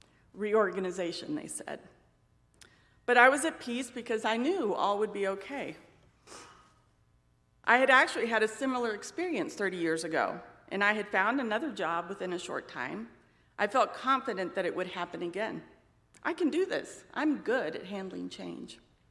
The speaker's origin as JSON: {"language": "English", "country": "Spain", "tie": "born or raised there", "also_born_or_lived": "United States", "said": "I was born in Spain, the child of missionaries. My two sisters and I grew up in a loving but transient home. Our parents' work required us to move to various cities throughout Spain and during multiple furloughs back to the U.S."}